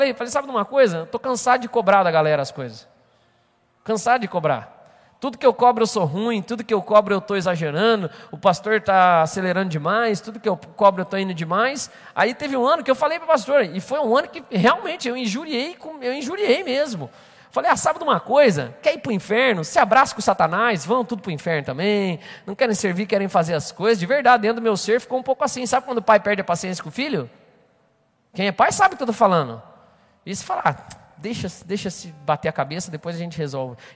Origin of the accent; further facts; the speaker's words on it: Maringá, Paraná, Brazil; eu vim lá de Maringá.